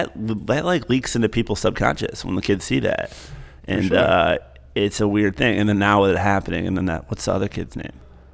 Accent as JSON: {"language": "English", "region": "Midwest", "country": "United States", "said": "It seems like Ohio, I'm from the Midwest as well."}